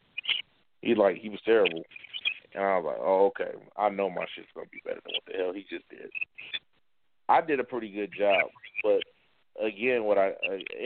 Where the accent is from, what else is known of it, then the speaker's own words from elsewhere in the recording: Atlanta, Georgia, United States; now in Nebraska, United States; I'm from Atlanta